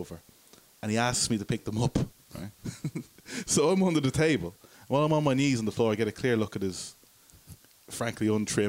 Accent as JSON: {"language": "English", "town": "Dublin", "region": "Leinster", "country": "Ireland", "said": "Oh, I'm from Dublin."}